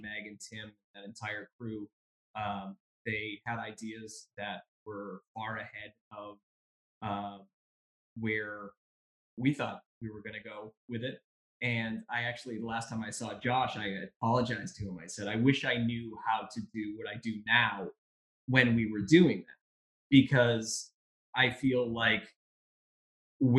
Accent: Boston, Massachusetts, United States; moved away as an adult; now in Bangor, United States; So I moved up here in 2000 from Boston, and you and I kind of crossed paths there. And I'd grown up there and moved up here in 2000

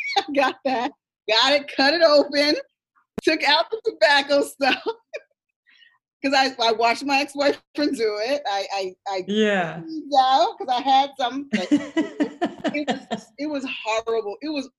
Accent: New York, United States; we're here in New York, but we don't know how to buy weed or where to get weed. And I'm a New Yorker.

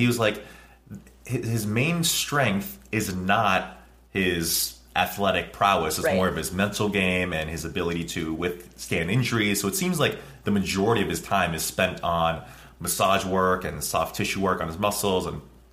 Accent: New Jersey, United States; also born or lived in New York; I was born in New York, raised in Jersey

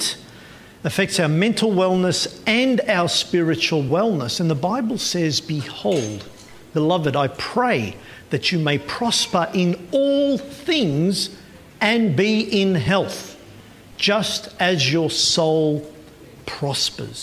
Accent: Melbourne, Victoria, Australia; I grew up with her in Melbourne.

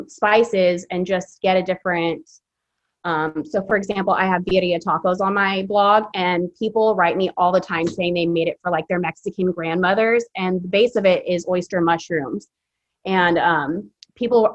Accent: Philippines; now in Fresno, United States; I was born in the Philippines, so I'm half Filipino, so that's a big part of my culture. And then just being here in Fresno

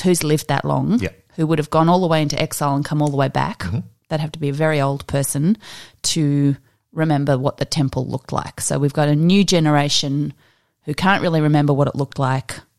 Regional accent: Australia; we're Australian

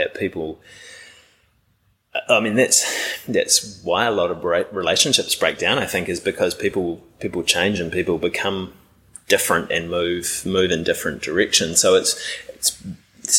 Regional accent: New Zealand; growing up in New Zealand

